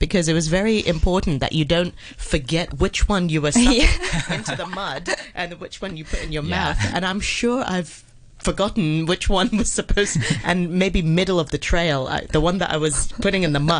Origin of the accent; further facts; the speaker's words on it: Hong Kong; I'm born and raised in Hong Kong.